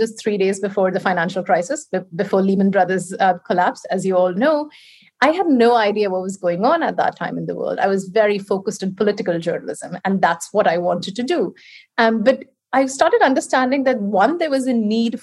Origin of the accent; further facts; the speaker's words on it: India; English is a second language; moved away as an adult; now in United Kingdom; I was brought up in India. That's where I was raised.